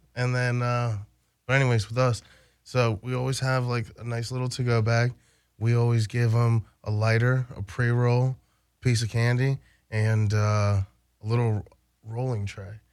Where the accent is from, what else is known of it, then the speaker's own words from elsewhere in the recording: Baltimore, Maryland, United States; I grew up in Baltimore